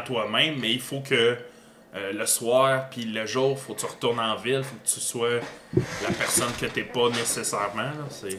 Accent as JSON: {"language": "French", "town": "Granby", "region": "Quebec", "country": "Canada", "said": "je viens de Granby"}